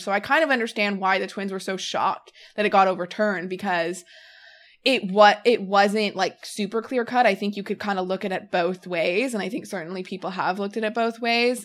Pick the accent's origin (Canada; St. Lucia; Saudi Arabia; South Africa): Canada; I'm a Canadian citizen